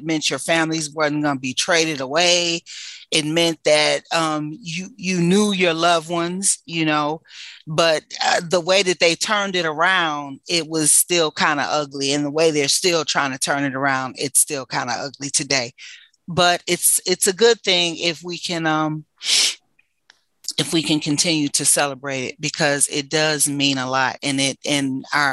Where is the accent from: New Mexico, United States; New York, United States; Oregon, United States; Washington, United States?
New York, United States; now in Detroit, United States; growing up in New York